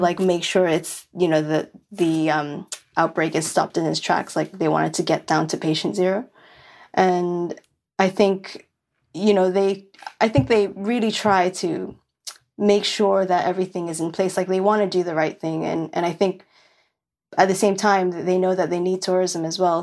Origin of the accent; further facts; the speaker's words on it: New York City, New York, United States; moved away; I grew up in Williamsburg, which is the hipsterest of, of the, of Brooklyn